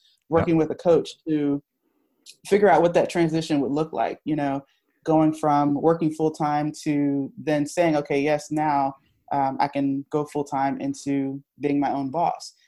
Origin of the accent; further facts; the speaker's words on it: Virginia, United States; moved away as an adult; now in Philadelphia, United States; I'm from Virginia and I started, that's where I started the company